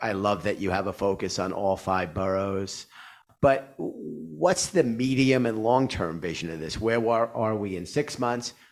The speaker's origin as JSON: {"language": "English", "town": "New York City", "region": "New York", "country": "United States", "tie": "born or raised there", "said": "I grew up in Queens."}